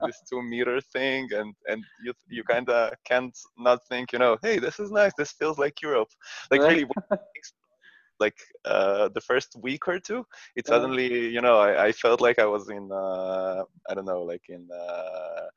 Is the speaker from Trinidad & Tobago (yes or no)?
no; Israel; I come from Israel